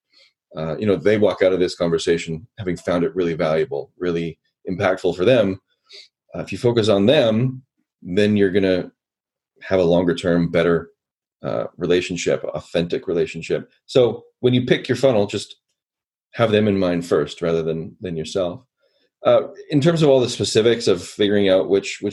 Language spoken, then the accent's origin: English; Canada; I'm Canadian